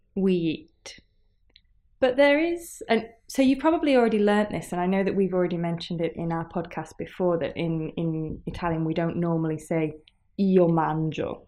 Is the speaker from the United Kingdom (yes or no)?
yes; England, United Kingdom; io sono inglese